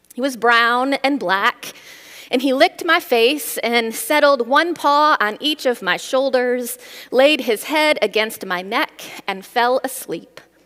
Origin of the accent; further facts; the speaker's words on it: Midwest, United States; I grew up in the Midwest